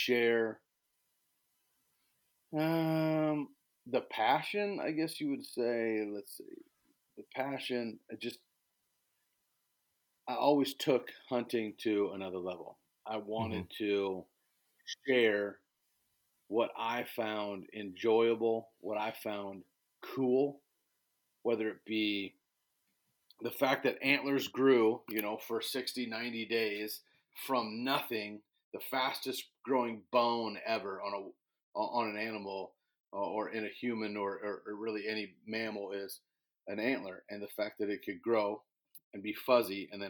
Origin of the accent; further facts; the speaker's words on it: Illinois, United States; I was born and raised in Illinois, chasing big bucks and ducks all over the cornfields here in Illinois